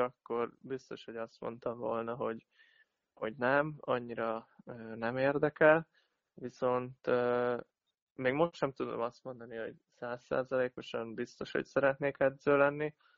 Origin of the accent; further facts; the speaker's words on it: Szombathely, Vas, Hungary; itt nőttem fel